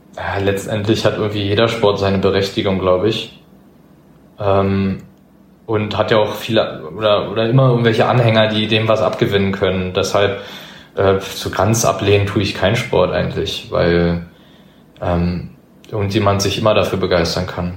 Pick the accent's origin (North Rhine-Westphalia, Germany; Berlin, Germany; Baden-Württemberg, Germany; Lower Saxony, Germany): Berlin, Germany; das ist nun mal meine Heimat